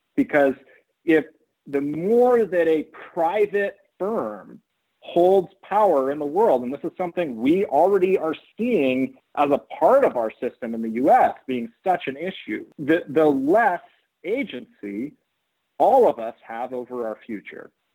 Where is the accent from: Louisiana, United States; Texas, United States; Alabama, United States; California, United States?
California, United States; Oakland; I ended up being born in California and growing up in Oakland